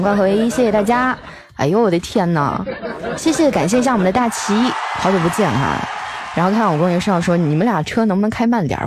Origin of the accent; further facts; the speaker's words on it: Northeast China, China; 俺们东北